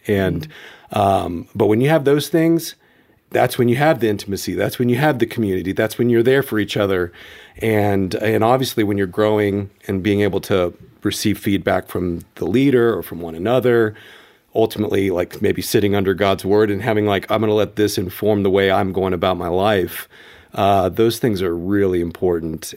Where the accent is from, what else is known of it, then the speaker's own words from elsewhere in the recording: Memphis, Tennessee, United States; now in Colorado Springs, United States; I grew up in Memphis